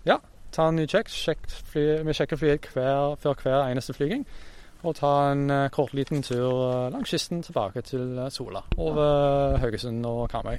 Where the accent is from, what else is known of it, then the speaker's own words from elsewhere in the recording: Brisbane, Queensland, Australia; moved away as an adult; now in Norway; jeg er fra Australia, som sagt, så det må jo være hjemmebyen, hjemmebyen min, uh, Brisbane